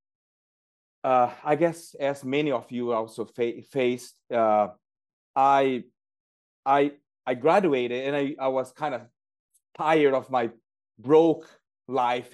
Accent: Uraí, Paraná, Brazil; now in United States; I'm originally from Brazil, and I grew up in a small town called Urai

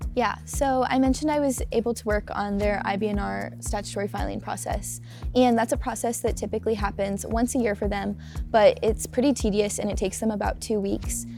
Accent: St. Louis, Missouri, United States; moved away as an adult; now in Lincoln, United States; I'm from St. Louis, Missouri

